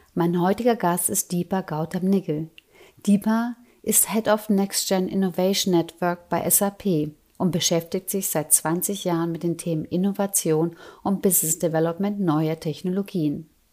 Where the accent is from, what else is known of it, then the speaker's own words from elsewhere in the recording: Germany; meine Eltern sind ja Ungarn, bin aber in Deutschland geboren, aufgewachsen